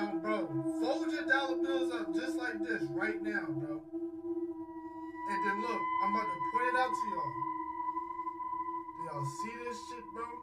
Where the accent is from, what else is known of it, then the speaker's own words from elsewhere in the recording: Philadelphia, Pennsylvania, United States; I'm from Philly.